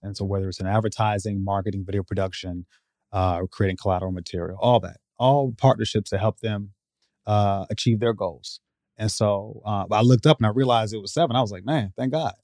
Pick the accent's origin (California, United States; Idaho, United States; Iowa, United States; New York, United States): Iowa, United States; also born or lived in Chicago, Illinois; allowed me to move away from that environment into, uh, Iowa. uh, when I was nine